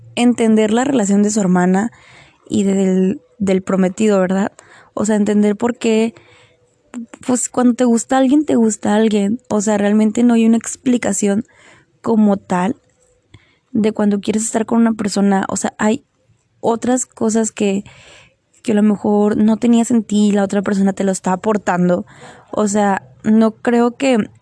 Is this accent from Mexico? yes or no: yes; Mexico; como buen mexicano